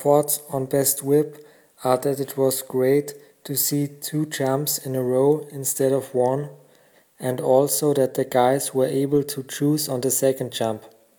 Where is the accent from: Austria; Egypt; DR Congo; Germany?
Austria; I'm from Austria